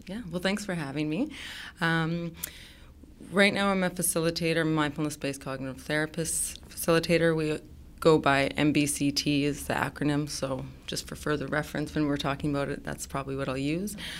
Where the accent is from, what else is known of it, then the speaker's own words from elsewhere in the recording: Saskatchewan, Canada; I come from Saskatchewan